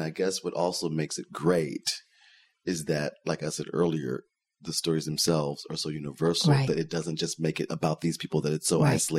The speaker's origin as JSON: {"language": "English", "town": "Houston", "region": "Texas", "country": "United States", "moved": "yes", "said": "I'm from Houston, Texas, which is, you know, a 5-hour drive, probably a 6-hour drive from where these plays are imaginatively set."}